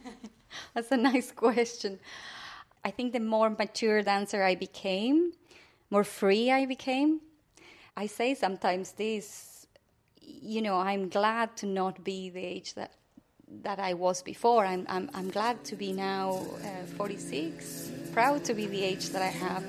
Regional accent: Buenos Aires, Argentina; moved away as an adult; now in Ireland; growing up in Buenos Aires after dictatorship

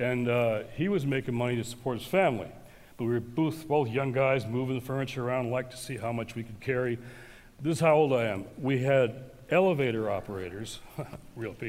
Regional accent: Detroit, Michigan, United States; my hometown of Detroit

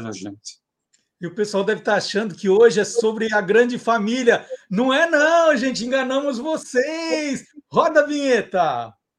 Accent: Minas Gerais, Brazil; accent: Mineiro; moved away; also born or lived in São Paulo; eu falava menos como mineiro também, sabe? Eu falava demais daquele jeito

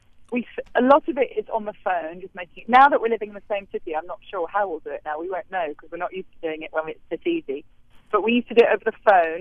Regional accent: England, United Kingdom; now in New York, United States; as an English person

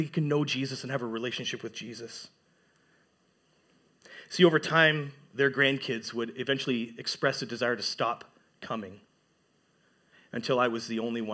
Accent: Sudbury, Ontario, Canada; moved away as an adult; now in Huntsville, Canada; growing up in Sudbury, pretty much all my life up until 2021

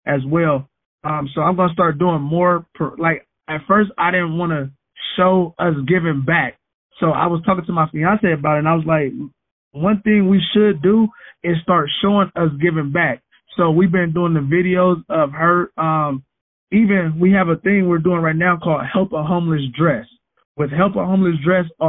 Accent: San Francisco, California, United States; I was a troubled youth growing up in the Western Addition. I'm from Fillmore, California

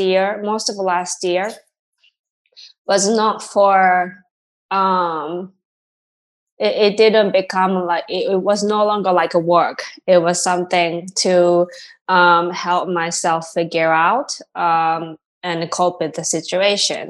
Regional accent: Tokyo, Japan; moved away as an adult; also born or lived in Massachusetts / Boston; now in New York, United States; my home, Tokyo, you know, so it's been 20 years away from my home country

